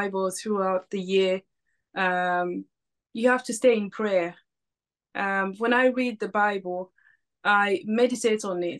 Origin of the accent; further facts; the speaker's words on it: Zambia; now in United Kingdom; I'm originally from Zambia